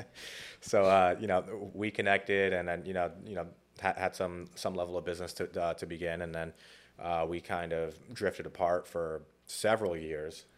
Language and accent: English; Cranston, Rhode Island, United States; also born or lived in New York / New Jersey; grew up in Rhode Island